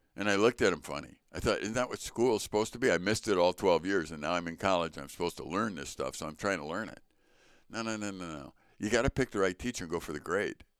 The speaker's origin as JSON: {"language": "English", "town": "Chicago", "region": "Illinois", "country": "United States", "tie": "born or raised there", "said": "growing up in the Sch-, Chicago public school"}